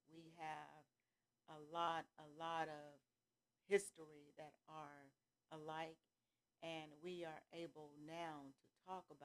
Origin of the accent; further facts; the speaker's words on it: California, United States; moved away as an adult; also born or lived in Atlanta, Georgia; now in Gainesville, United States; I'm from California. That's mm-hmm. my hometown. That's where I was born, raised, everything. And then I got married and came here to Atlanta, Georgia.